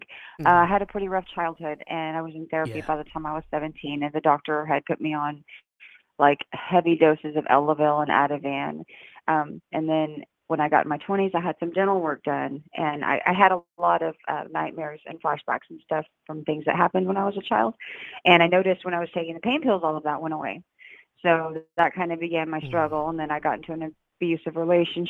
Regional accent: Austin, Texas, United States; also born or lived in Houston / Dallas / Granbury; I was born and raised in Austin and Houston. My dad moved to Houston when I was 11, so I grew up in both cities.

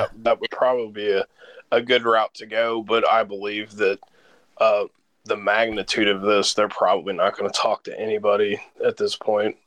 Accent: Kentucky, United States; moved away as an adult; also born or lived in St. Louis, Missouri; I live back in Kentucky. I spent most of my career in St. Louis. I'm from Kentucky. I moved home to Kentucky

